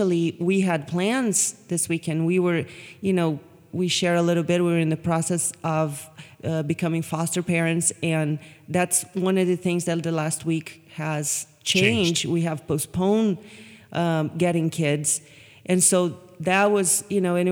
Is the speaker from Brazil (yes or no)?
yes; Brazil; now in United States